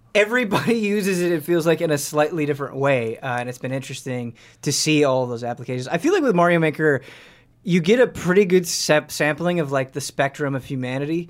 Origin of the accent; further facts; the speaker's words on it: Midwest, United States; growing up in the Mid- Midwest